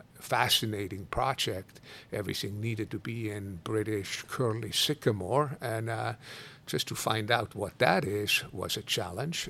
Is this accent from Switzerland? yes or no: yes; Switzerland; moved away as an adult; also born or lived in Italy; now in Kona, United States; I go often back to Switzerland to visit my dad and my brother, my sister